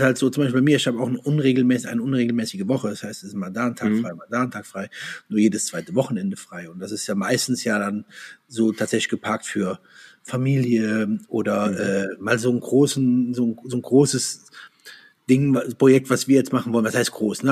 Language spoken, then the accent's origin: German; Andernach, Rhineland-Palatinate, Germany; Ich komme ja äh, Koblenz, aus der Koblenz, aus Andernach